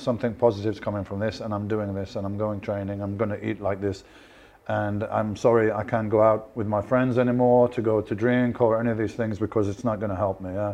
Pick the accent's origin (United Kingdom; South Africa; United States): United Kingdom; Birmingham, West Midlands; I'm from Birmingham